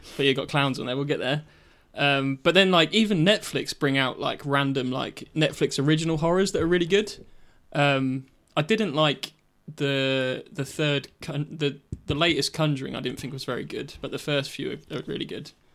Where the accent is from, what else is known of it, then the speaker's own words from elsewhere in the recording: King's Lynn, East of England, United Kingdom; the mart in Kings Lynn, where we're from.